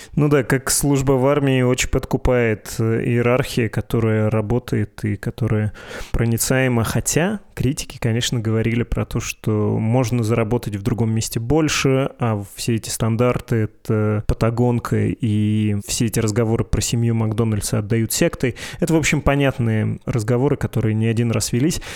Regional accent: Perm, Perm Krai, Russia; moved away; я из Перми, большую часть жизни там прожил

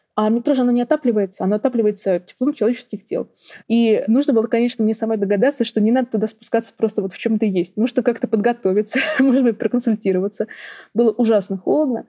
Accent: Moscow, Russia; accent: Moscow; мою русскую речь, как мне говорят, с московским выговором

